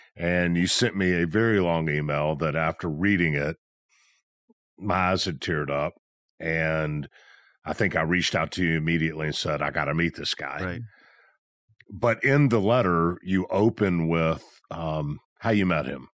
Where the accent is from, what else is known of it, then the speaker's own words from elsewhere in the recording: Memphis, Tennessee, United States; I'm from Memphis